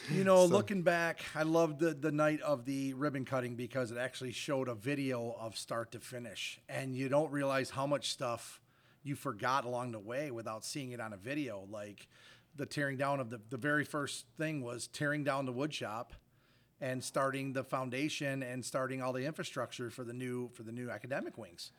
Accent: Fruitport, Michigan, United States; currently live in the district. Also graduated from the district from 1987

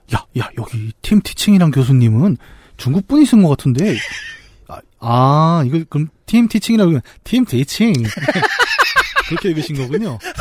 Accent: Bucheon, Gyeonggi Province, South Korea; 저 고향 부천에 이제 중앙극장이라는 데가 있었습니다.

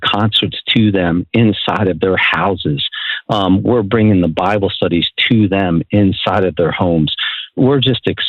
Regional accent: New Jersey, United States; moved away; I'm originally from New Jersey, so sometimes I mumble my words

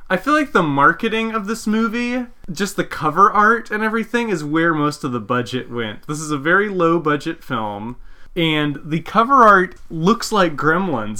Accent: Visalia, California, United States; one of the mom and pop video rental stores in my hometown, Visalia, was closing down

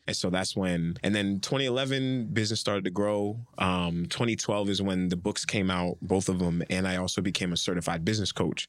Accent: Nigeria; I'm Nigerian

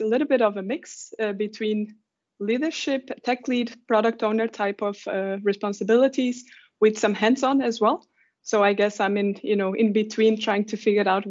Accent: Portugal; moved away; I'm originally from Portugal

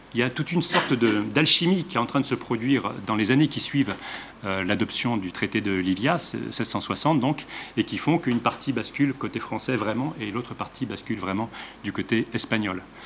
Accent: Geneva, Switzerland; d'où je viens, c'est-à-dire de Genève et de la région alpine

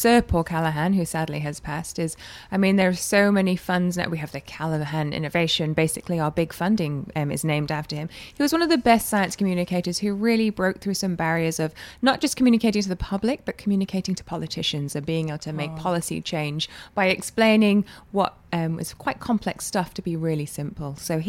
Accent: Hong Kong; I grew up in Hong Kong under British rule, which is great because I feel like I have two cultures that are both mine, you know, and I can speak two languages

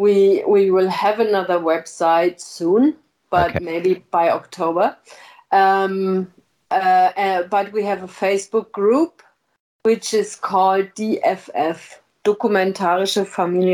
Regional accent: Middle Rhine Valley, Rhineland-Palatinate, Germany; I'm originally from the Middle Rhine Valley

